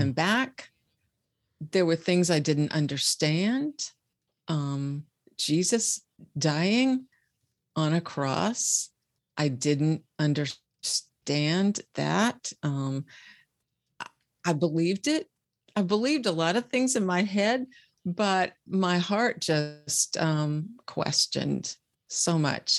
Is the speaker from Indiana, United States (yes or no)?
yes; Bluffton, Indiana, United States; I am from, uh, a small city in Indiana called Bluffton